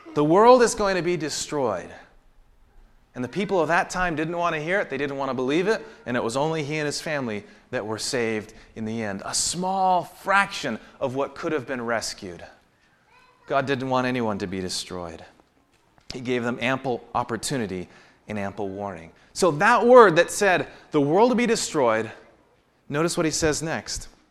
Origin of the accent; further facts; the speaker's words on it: the Northwest, Pacific Northwest, United States; I grew up in the Northwest